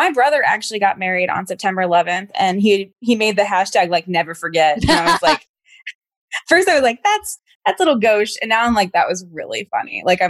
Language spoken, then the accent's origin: English; Stafford, Virginia, United States; now in New York, United States; Your family's from Virginia. And it's like, but I live here now. Like, I don't want to go to Virginia.